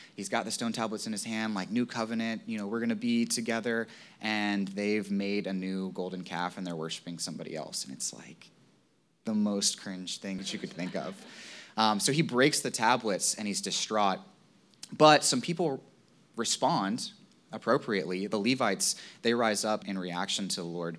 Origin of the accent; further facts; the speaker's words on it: Virginia, United States; moved away; I grew up in Virginia